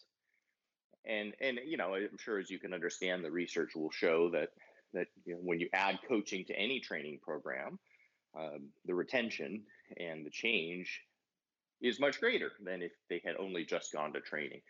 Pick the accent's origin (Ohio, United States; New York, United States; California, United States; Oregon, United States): California, United States; San Diego; also born or lived in Los Angeles; I grew up in San Diego